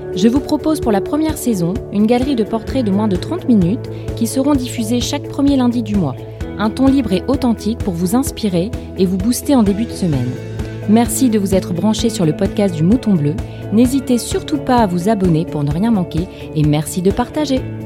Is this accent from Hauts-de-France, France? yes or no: yes; Lille, Hauts-de-France, France; Je suis lilloise